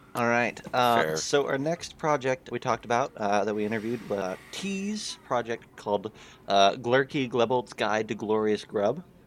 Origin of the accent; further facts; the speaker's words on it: Kansas, United States; my home state of Kansas